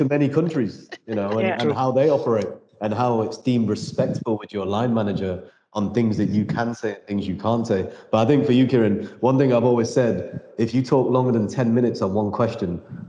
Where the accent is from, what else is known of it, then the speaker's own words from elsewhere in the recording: United Kingdom; Being a British Indian guy